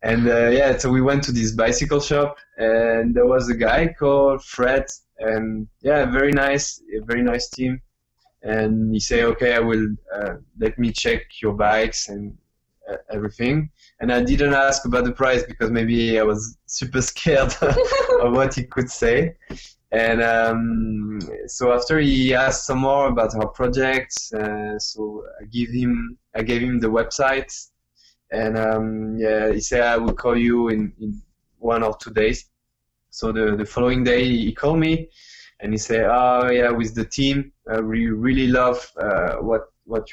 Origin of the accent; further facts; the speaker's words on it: Vendée, Pays de la Loire, France; English is a second language; moved away as an adult; also born or lived in Taiwan; now in Vietnam; my hometown, in Vendée. It's in the west of France